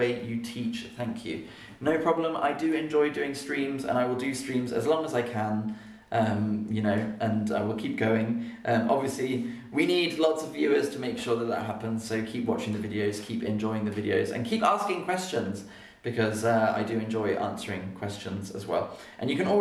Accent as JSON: {"language": "English", "town": "Oxford", "region": "South East England", "country": "United Kingdom", "tie": "born or raised there", "also_born_or_lived": "London", "accent": "RP", "said": "I was born in London, and I grew up in Oxford."}